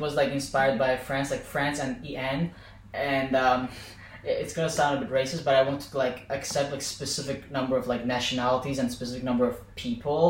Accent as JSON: {"language": "English", "town": "Baku", "country": "Azerbaijan", "tie": "born or raised there", "also_born_or_lived": "Tartu, Estonia / Tallinn, Estonia", "moved": "as an adult", "lives_now": "Estonia", "said": "I was born in Baku, raised there, so I'm like technically this capital boy"}